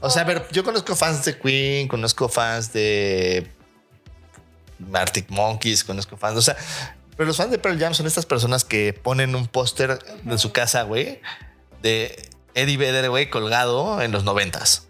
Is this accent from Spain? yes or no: no; Mexico; siendo mexicano